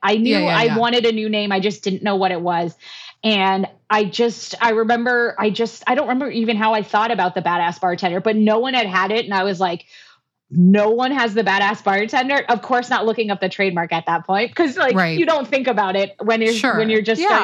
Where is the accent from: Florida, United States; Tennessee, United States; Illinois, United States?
Florida, United States; South; moved away as an adult; now in Phoenix, United States; originally I am from South Florida